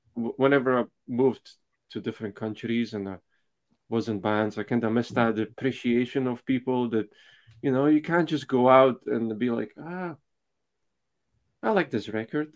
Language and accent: English; Slovakia; moved away; I'm from Slovakia originally, so eh, when I was growing up, it was still communism.